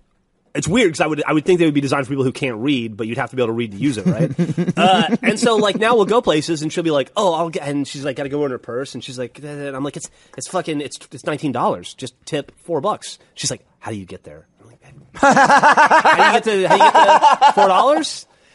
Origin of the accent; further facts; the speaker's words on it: Alabama, United States; I'm from Alabama.